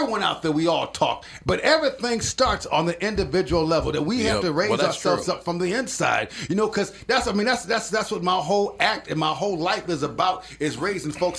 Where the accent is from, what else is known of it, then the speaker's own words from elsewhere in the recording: Minneapolis, Minnesota, United States; right here in Minneapolis. North Minneapolis, right here on the north side